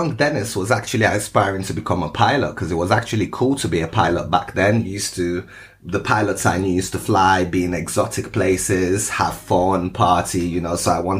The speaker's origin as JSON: {"language": "English", "region": "Moscow", "country": "Russia", "tie": "born there", "also_born_or_lived": "Lagos, Nigeria", "said": "I was born in Moscow and then I moved to Lagos, Nigeria for a short while, back to Moscow."}